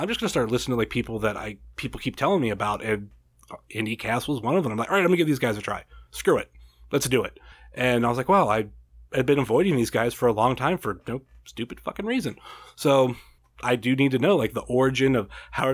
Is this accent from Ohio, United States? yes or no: yes; Ohio, United States; born or raised there